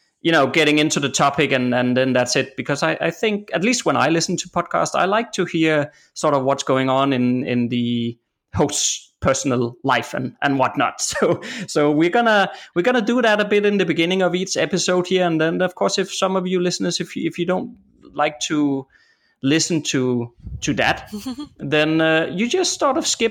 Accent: Denmark; I'm from Denmark. You know, this country is just flat

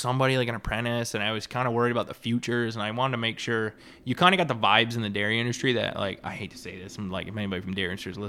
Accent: New York, United States; start calling on farms back where I grew up in Central New York, but 4 hours one way once a week

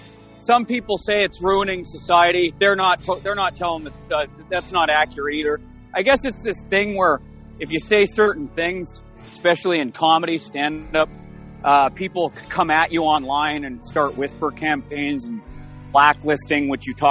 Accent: Vancouver, British Columbia, Canada; I'm actually from Canada

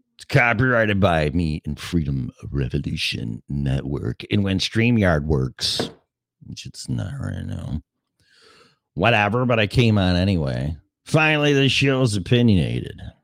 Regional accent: Chicago, Illinois, United States; I'm from Chicago

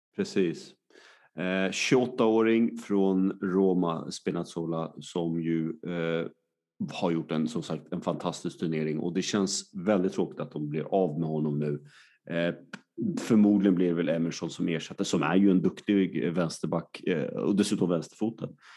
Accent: Sweden; vi svenskar

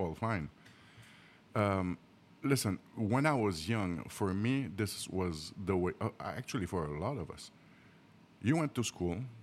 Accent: Haiti; moved away as an adult; now in United States; I'm a general contractor from Haiti

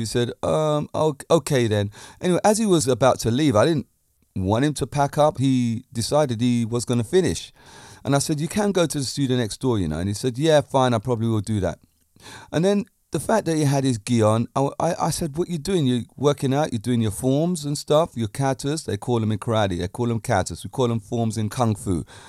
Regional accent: United Kingdom; Being a Brit myself

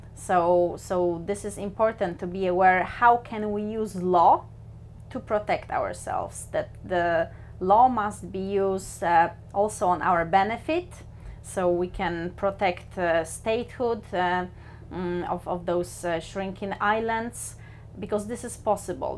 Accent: Poland; moved away as an adult; also born or lived in New Zealand; now in Bergen, Norway; I was born in Poland but I work as an international lawyer, so I travel the world

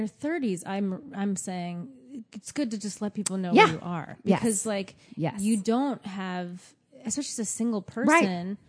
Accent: United States; now in New York City, United States; being the American in London

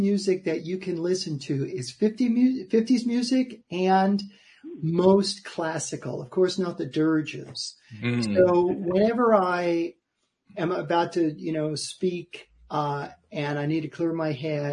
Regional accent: New York City, New York, United States; I'm from New York City. I grew up in Queens

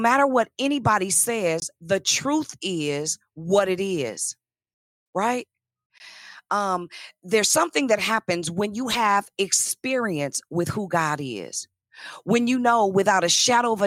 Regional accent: Richmond, Virginia, United States; I was from, and still am, and proud of it, the south side of Richmond

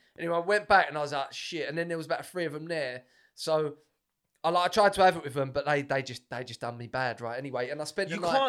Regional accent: Essex, East of England, United Kingdom; I'm from Essex.

